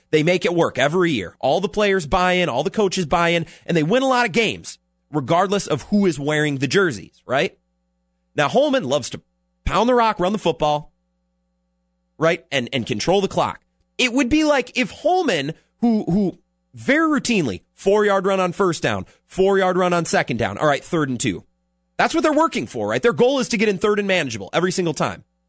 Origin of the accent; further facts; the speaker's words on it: Menomonie, Wisconsin, United States; now in La Crosse, United States; I'm from Menominee